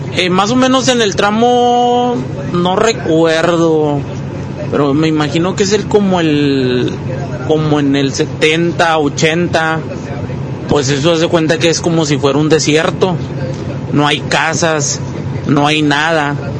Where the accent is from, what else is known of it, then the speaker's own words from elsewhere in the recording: Durango, Mexico; now in Monterrey, Mexico; nosotros somos del estado de Durango